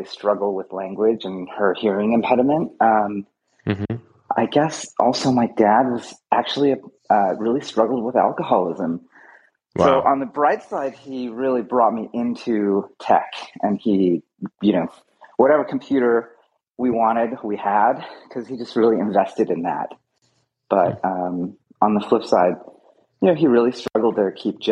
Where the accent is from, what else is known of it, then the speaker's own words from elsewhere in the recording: Fremont, California, United States; also born or lived in Canada; I grew up here in Fremont